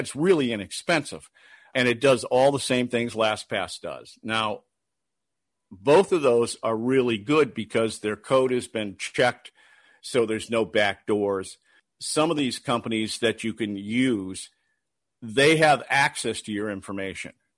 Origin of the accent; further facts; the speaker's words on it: Detroit, Michigan, United States; moved away; also born or lived in Minneapolis; I was born and raised in Detroit